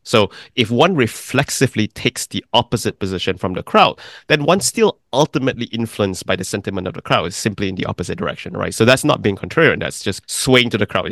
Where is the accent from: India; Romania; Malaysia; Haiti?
Malaysia; moved away as an adult; also born or lived in Oxford, England / New York City; I'm from Malaysia, but my grandparents actually came from China and migrated to Malaysia. So I grew up in a country that was very different from theirs.